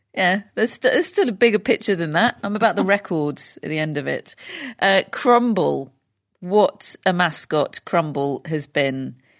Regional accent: United Kingdom; we're British

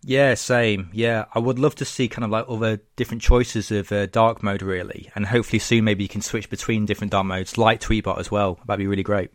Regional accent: Lincoln, East Midlands, United Kingdom; living in my hometown of Lincoln, England

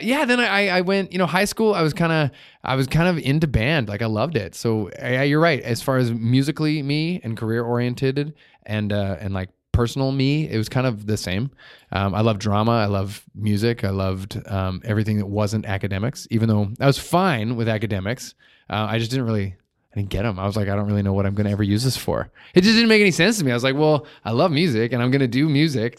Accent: Vernon, British Columbia, Canada; also born or lived in Victoria / Cornell; I lived in Cornell up until grade three, and then, uh, and then I moved to Vernon.

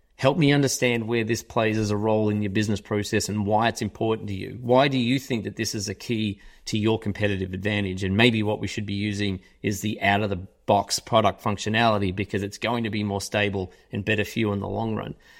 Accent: Melbourne, Victoria, Australia; moved away as an adult; also born or lived in United Kingdom; now in Chicago, United States; I'm from Australia, yes, I, I'm from Australia. I grew up in Australia.

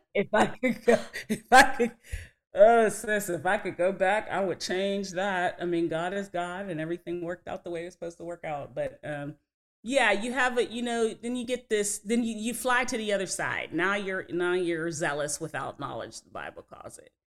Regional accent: New Kensington, Pennsylvania, United States; we're from New Kensington, Pennsylvania, right outside of Pittsburgh

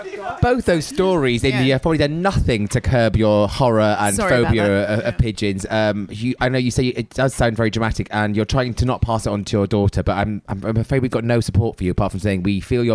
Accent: United Kingdom; I'm very British

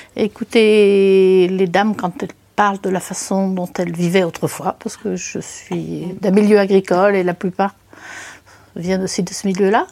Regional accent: La Guerche-de-Bretagne, Brittany, France; je suis de la Guerche de Bretagne

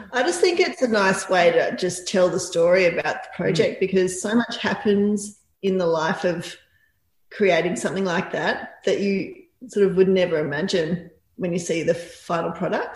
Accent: country Victoria, Australia; also born or lived in Melbourne, Australia / Torquay, Australia; I was born in Melbourne, but grew up in country Victoria.

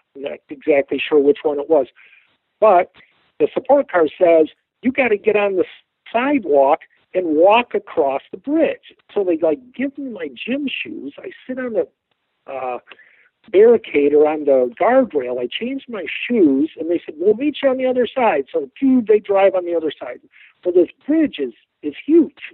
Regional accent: Midwest, United States; I was from the Midwest.

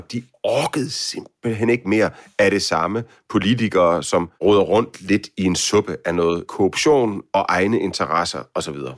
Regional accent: Denmark; hjemme i Danmark

